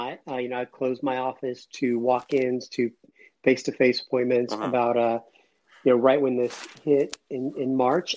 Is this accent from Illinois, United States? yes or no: no; Atlanta, Georgia, United States; also born or lived in Cuba; I grew up about 10 minutes from the city of Atlanta